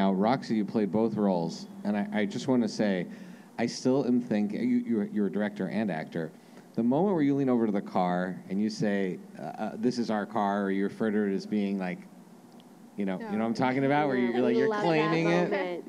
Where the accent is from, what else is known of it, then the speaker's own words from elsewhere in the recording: Montreal, Quebec, Canada; we were raised in Canada. Tucson's probably about as far as you can get. It's diagonal from where we grew up in Montreal.